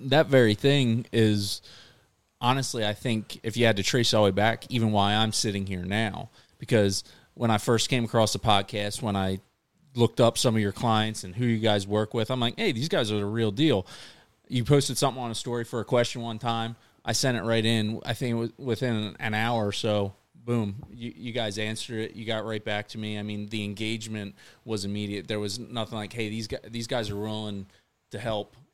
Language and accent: English; Maryland, United States; I'm from Maryland